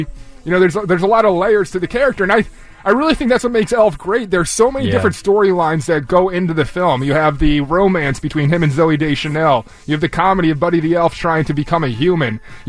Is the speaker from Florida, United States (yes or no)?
no; Cherry Hill, New Jersey, United States; moved away as an adult; also born or lived in Indiana / Atlantic City / Port Richmond, Philadelphia; now in Deptford, United States; No, I grew up in Cherry Hill. Then I moved out to Indiana for college. I moved back to Atlantic City Market. Was doing radio in Atlantic City, and then when I got the job here at WPHD, I moved to Port Richmond.